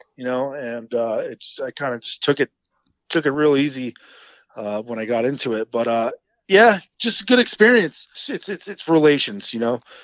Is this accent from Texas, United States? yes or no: no; New Jersey, United States; accent: New Jersey; I'm an Italian from Central Jersey.